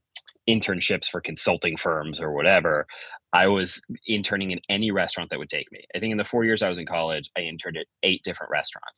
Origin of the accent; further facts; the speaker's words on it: Chicago, Illinois, United States; moved away; I'm from Chicago originally